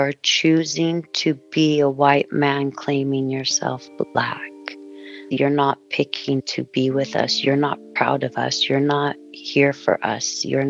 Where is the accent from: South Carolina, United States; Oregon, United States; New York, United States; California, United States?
California, United States; Stockton; moved away; also born or lived in Maui, Hawaii; a white girl from Stockton